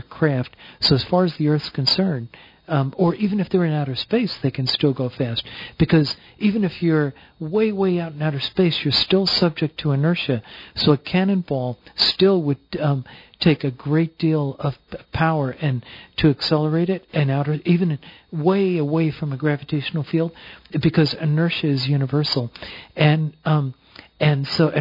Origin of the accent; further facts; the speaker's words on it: New Jersey, United States; I'm proudly from New Jersey